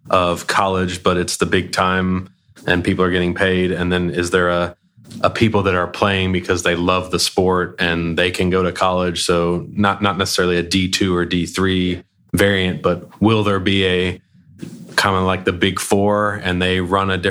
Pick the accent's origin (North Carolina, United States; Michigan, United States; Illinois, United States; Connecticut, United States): North Carolina, United States; Charlotte; I grew up in Charlotte, you know, since I was 3 years old.